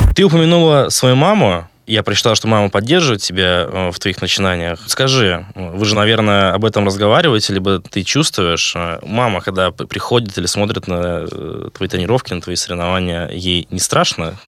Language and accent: Russian; Vyborg, Leningrad Oblast, Russia; Я сам э, родом из Выборга